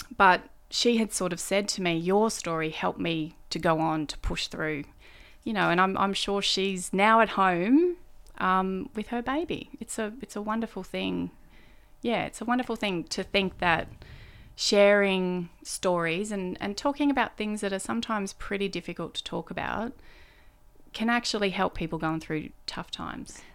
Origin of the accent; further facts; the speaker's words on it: Kingscliff, New South Wales, Australia; moved away as an adult; also born or lived in Brisbane / Canberra; now in Melbourne, Australia; I grew up in Kingscliff. Kingscliff is a town in northern New South Wales